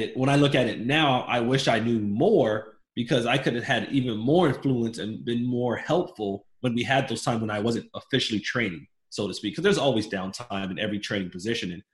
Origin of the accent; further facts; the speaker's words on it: Miami, Florida, United States; I grew up in Miami, Florida, to a single mother and my grandmother